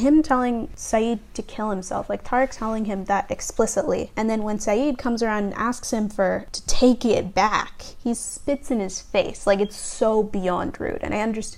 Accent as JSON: {"language": "English", "country": "Canada", "said": "I'm a Canadian Muslim"}